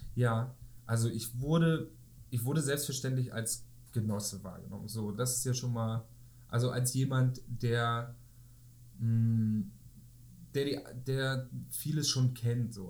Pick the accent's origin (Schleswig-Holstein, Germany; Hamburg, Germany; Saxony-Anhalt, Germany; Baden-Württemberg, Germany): Schleswig-Holstein, Germany; home village about an hour from Kiel; in meinem Heimatdorf, etwa eine Stunde von Kiel